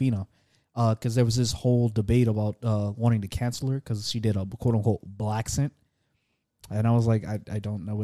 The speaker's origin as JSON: {"language": "English", "region": "Louisiana", "country": "United States", "said": "I'm from Louisiana, so I know. Like I know I don't always sound like it, but like there are times when I speak, especially when I'm speaking to someone else from Louisiana, you will hear it."}